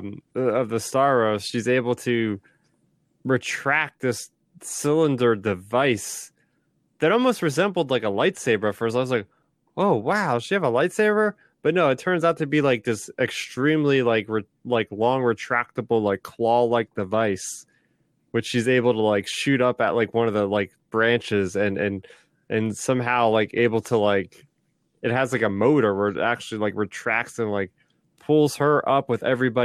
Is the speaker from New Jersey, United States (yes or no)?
yes; New Jersey, United States; I'm from New Jersey here